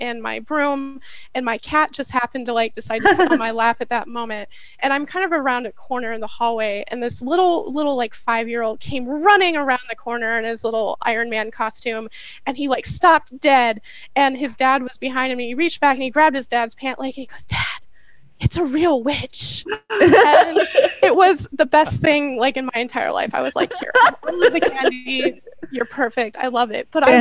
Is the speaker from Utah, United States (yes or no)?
no; Ohio, United States; moved away; also born or lived in New Orleans / New York; I did grow up in the middle of a cornfield in the middle of Ohio